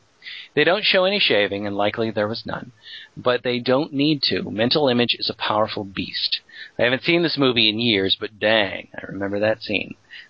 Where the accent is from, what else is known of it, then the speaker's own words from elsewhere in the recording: Virginia, United States; my hometown, and I was in high school at that point in Virginia